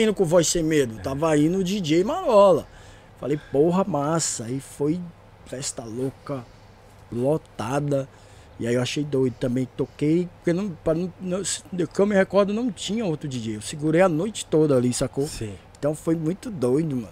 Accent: Cerradão, Federal District, Brazil; a minha quebrada, o Cerradão lá, o DF

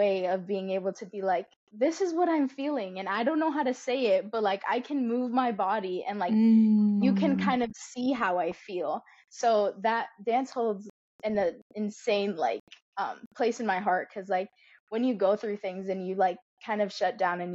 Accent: Florida, United States; moved away as an adult; now in Texas, United States; I was a Florida girly. I grew up in Florida, and then a month ago, I moved my life over to Texas

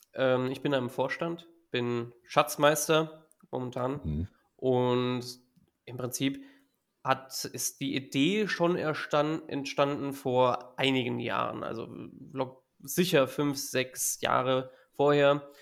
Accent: area of Giessen, Hesse, Germany; ich komme aus der Gegend von Gießen in Hessen

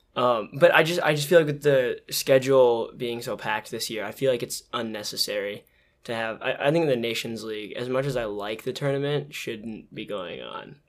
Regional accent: United States; I'm American

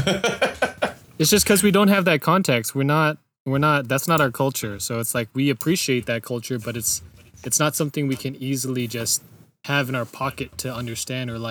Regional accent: United States; we're American and we're raised here and like our culture is American

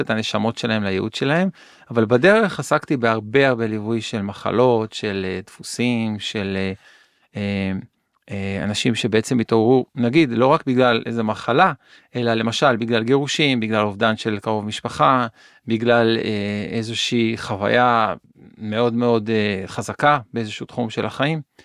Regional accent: Kiryat Yam, Haifa District, Israel; נולדתי באזור של קריית ים

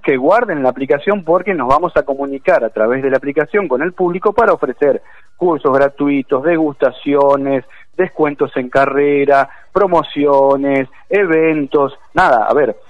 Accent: Argentina

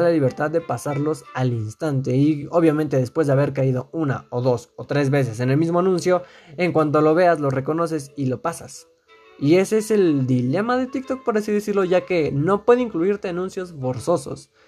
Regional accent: Mexico; yo eh, resido dentro del país de México y pues aquí en mi país

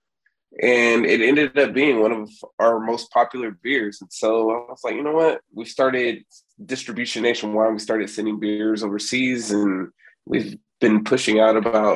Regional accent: Sacramento, California, United States; moved away as an adult; now in San Antonio, United States; I'm originally from Sacramento

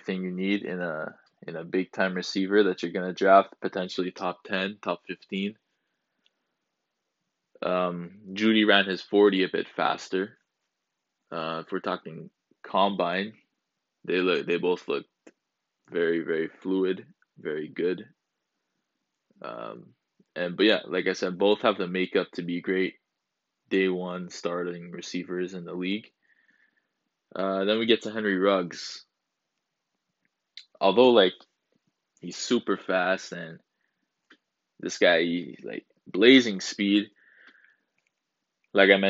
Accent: Canada; I'm from Canada as well.

